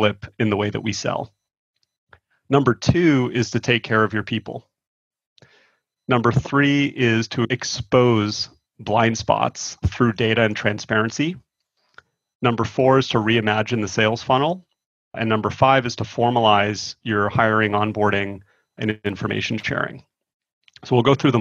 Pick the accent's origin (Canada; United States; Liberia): Canada; Toronto, Ontario; moved away; I'm originally from Toronto